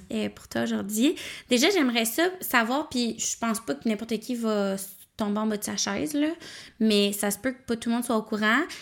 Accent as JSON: {"language": "French", "town": "Nicolet", "region": "Quebec", "country": "Canada", "said": "je viens de Nicolet"}